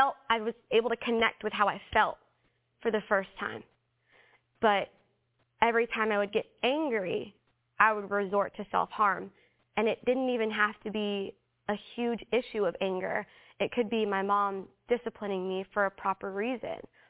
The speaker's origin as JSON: {"language": "English", "country": "Philippines", "said": "I'm Filipino"}